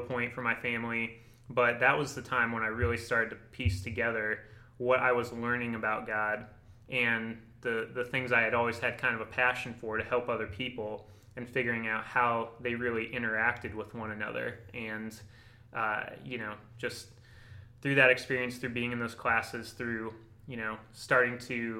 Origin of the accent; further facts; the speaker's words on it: Barberton, Ohio, United States; also born or lived in Canton, Ohio; I grew up in Ohio, lived in Northeast Ohio my whole life. I grew up in Barberton for most of my life